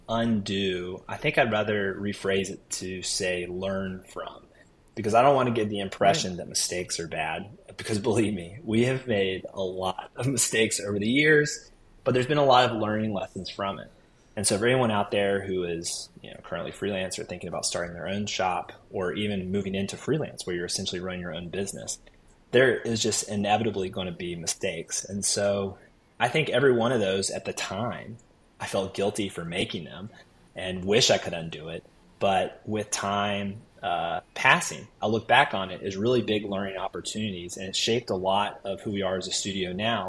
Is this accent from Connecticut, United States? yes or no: no; Raleigh, North Carolina, United States; born and raised in Raleigh